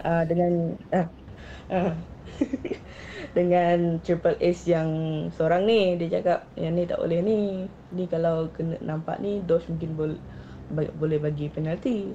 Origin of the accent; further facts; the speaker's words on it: Kuching, Sarawak, Malaysia; also born or lived in Siburan, Sarawak; Saya berasal dari Kuching.